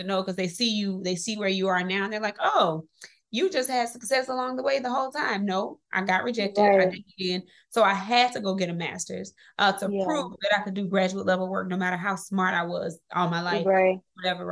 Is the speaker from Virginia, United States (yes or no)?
no; Mississippi, United States; moved away; This is going to be how I get myself out of Mississippi, because I grew up in Mississippi